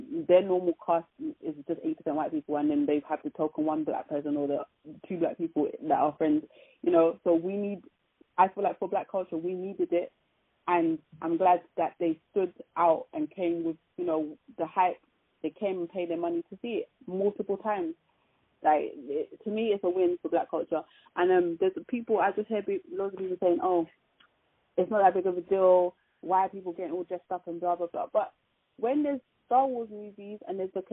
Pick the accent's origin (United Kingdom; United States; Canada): United Kingdom; for us British, British-born people